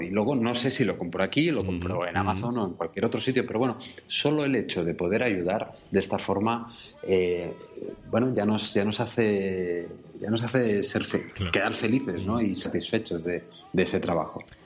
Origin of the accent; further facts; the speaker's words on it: Barcelona, Catalonia, Spain; now in Girona, Spain; Nací en Barcelona